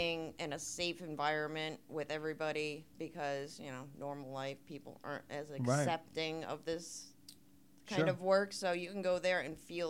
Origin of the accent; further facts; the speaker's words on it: Connecticut, United States; I'm from Connecticut